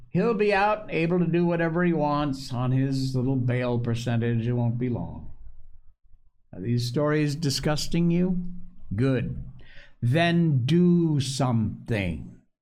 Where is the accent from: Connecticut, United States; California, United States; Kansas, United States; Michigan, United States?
Connecticut, United States; where I grew up in Connecticut